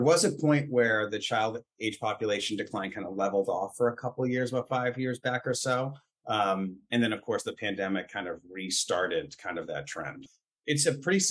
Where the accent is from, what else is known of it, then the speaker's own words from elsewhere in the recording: Boston, Massachusetts, United States; So I grew up in Dorchester. My parents are still there